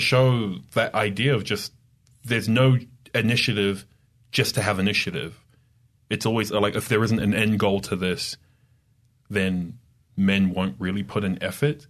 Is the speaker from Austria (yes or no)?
no; Australia; moved away as an adult; also born or lived in New York / Idaho; now in Utah, United States; I'm from Australia